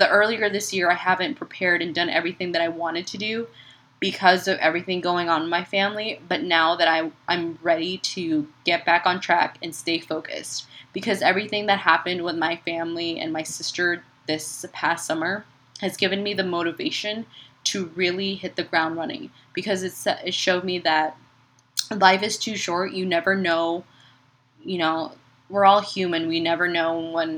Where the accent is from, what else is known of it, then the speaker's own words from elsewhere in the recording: Chicago, Illinois, United States; now in San Antonio, United States; I grew up in Chicago